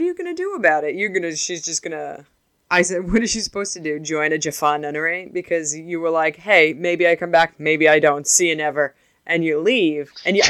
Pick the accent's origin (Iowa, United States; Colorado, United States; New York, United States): New York, United States; I'm specifically from New York